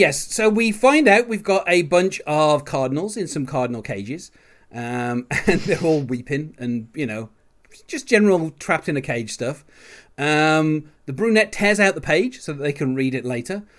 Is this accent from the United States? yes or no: no; England, United Kingdom; as an Englishman myself